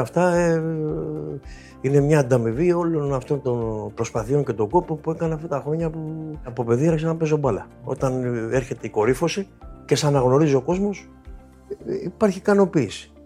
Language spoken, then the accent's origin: Greek; Dafni, Attica, Greece; όταν ήμουν παιδί στη Δάφνη